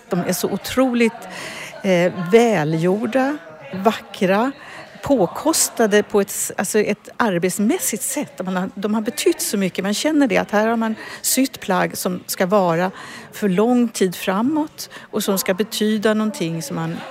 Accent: Kazakhstan; Swedish is a second language; moved away as an adult; now in Sweden; i Kazakstan bor olika folk och jag, jag är ryska

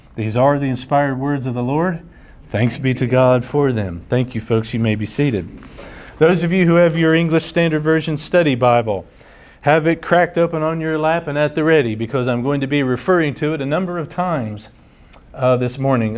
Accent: United States; Americans here at home

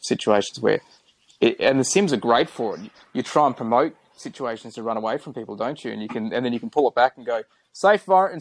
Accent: Adelaide, South Australia, Australia; now in Gold Coast, Australia; I didn't grow up on the Gold Coast. Okay. I grew up in Adelaide.

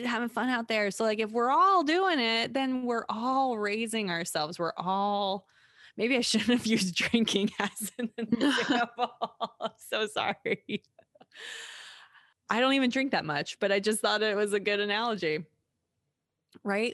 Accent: United States; growing up in America especially, I c, I didn't grow up anywhere else

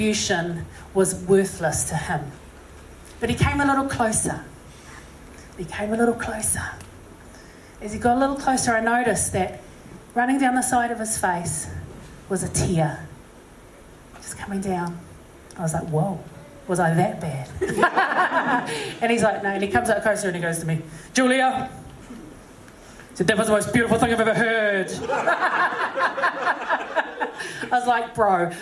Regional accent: Auckland, New Zealand; also born or lived in Massey; I said, Auckland

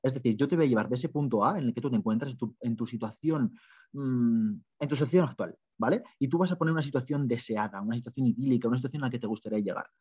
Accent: Spain; moved away as an adult; also born or lived in Ireland; soy de España

